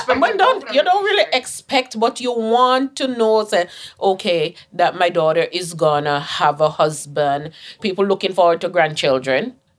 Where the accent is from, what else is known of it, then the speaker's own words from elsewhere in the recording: Jamaica; moved away; Growing up as a little girl, growing up in Jamaica